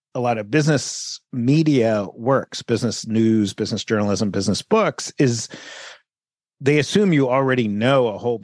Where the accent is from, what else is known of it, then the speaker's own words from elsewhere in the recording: United States; I sort of felt like an immigrant to America, even though I'm an American and I grew up in America.